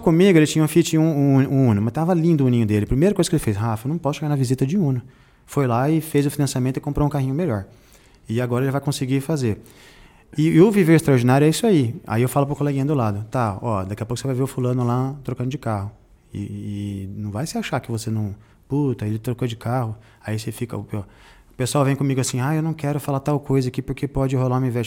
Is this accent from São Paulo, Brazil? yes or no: yes; Jundiaí, São Paulo, Brazil; Eu também sou da periferia de Jundiaí.